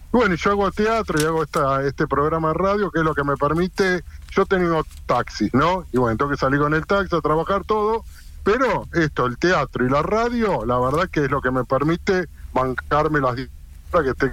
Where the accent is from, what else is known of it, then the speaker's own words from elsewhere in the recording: Argentina; yo tengo un programa y soy de Argentina